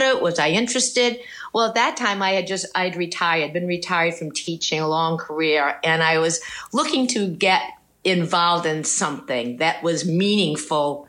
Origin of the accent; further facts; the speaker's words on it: Rhode Island, United States; moved away as an adult; also born or lived in Providence, Rhode Island; now in California, United States; I lived in Rhode Island my whole life until I was married